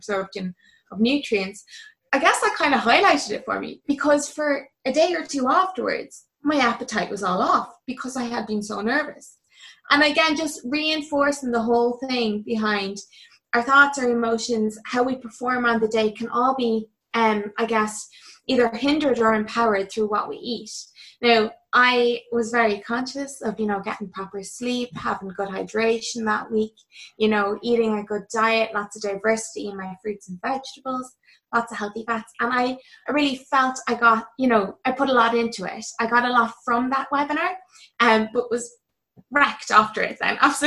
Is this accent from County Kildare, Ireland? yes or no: yes; County Kildare, Ireland; also born or lived in Dún Laoghaire; I'm from Kildare